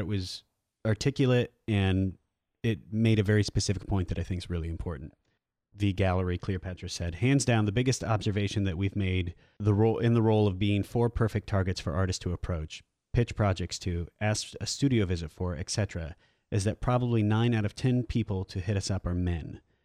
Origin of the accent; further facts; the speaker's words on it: Iowa, United States; We're both from Iowa